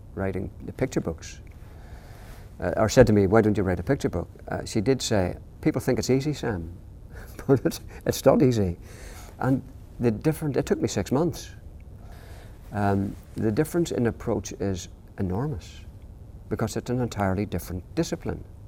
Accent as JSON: {"language": "English", "region": "Northern Ireland", "country": "United Kingdom", "said": "I'm from Northern Ireland."}